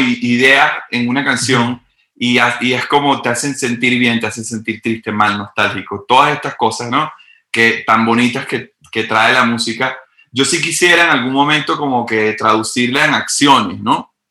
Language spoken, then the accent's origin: Spanish; Venezuela; moved away; Yo vengo de Venezuela, un país extremadamente, o sea, súper bizarro.